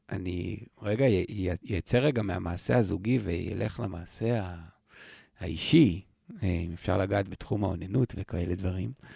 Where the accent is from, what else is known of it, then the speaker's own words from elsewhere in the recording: Israel; אני הייתי קיבוצניק